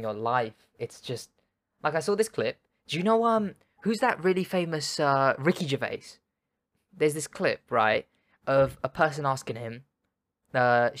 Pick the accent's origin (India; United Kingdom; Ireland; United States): United Kingdom; We're British